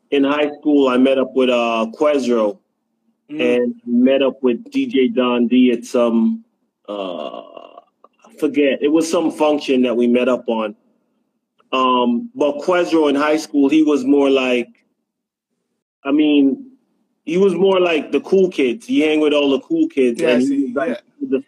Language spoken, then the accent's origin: English; Jamaica; moved away; basically uh yeah, I came up from Jamaica, and uh, you know … Yeah, that's my pops.